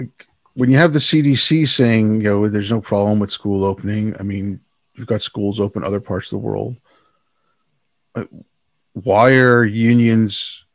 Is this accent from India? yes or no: yes; India; born there; You know, I did a lot of work overseas and I was born in India. I go back there.